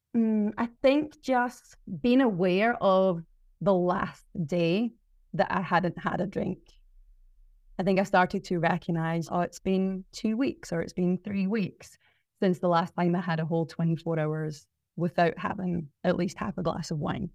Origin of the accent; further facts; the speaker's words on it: Glasgow, Scotland, United Kingdom; moved away as an adult; also born or lived in South Melbourne, Australia; now in Mornington Peninsula, Australia; growing up in Scotland